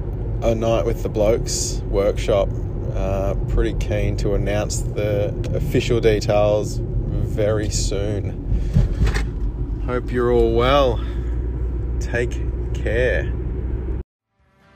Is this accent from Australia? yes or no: yes; Dandenong Ranges, Victoria, Australia; I'm from the Dandenong Rangers